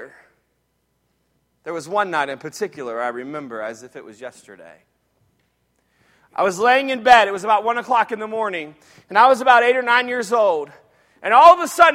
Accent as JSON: {"language": "English", "town": "Jacksonville", "region": "Florida", "country": "United States", "tie": "born or raised there", "said": "When I was a little boy, I grew up in Jacksonville, Florida"}